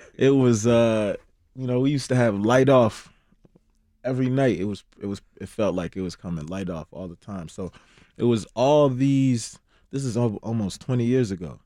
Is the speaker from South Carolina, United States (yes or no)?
no; Chicago, Illinois, United States; also born or lived in Ghana; Me being able to be born and raised in Chicago